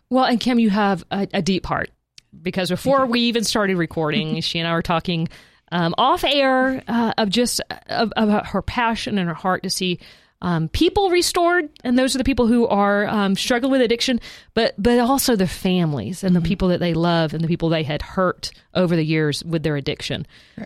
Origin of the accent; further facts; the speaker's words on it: South Georgia, United States; I grew up in South Georgia